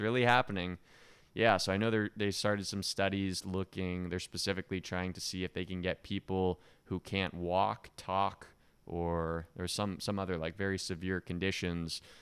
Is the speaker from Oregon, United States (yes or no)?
yes; Eugene, Oregon, United States; now in Miami, United States; I grew up in Oregon and small town in Oregon, Eugene